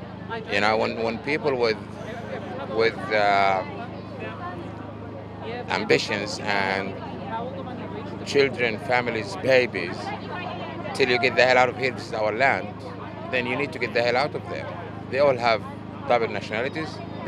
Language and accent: English; Gaza, Gaza Strip, Palestine; now in Australia; I'm from Gaza.